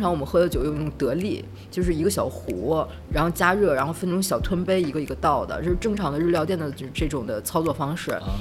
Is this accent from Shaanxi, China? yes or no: no; Beijing, China; moved away as an adult; now in Nanjing, China; 我是北京人，是来南京四年了。之前是做广告